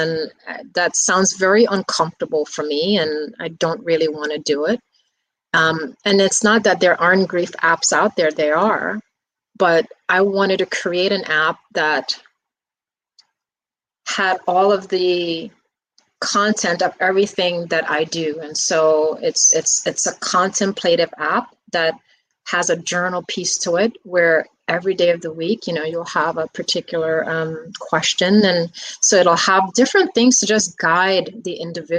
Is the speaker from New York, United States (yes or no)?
yes; New York City, New York, United States; I grew up in the Bronx